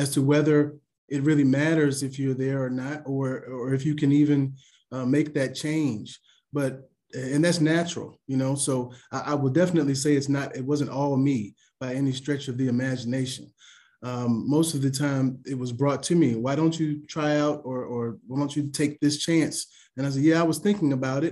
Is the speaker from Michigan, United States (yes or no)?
no; Lynchburg, Virginia, United States; I am from Lynchburg, so we kind of call this, always call it a small town